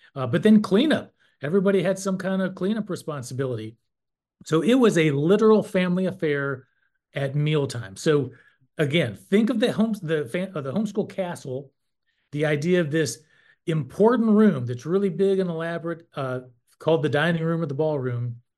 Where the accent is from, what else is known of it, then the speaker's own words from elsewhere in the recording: North Carolina, United States; I'm from North Carolina, and I served for twelve years on the N C H E board